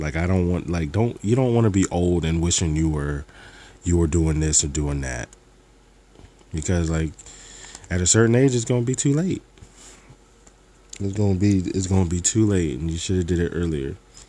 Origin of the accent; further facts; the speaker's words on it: New Jersey, United States; I'm sure people from South Jersey can relate to this. When you go into Philly, or even if you go to Trenton or Camden, they'd be like, oh, y'all rich.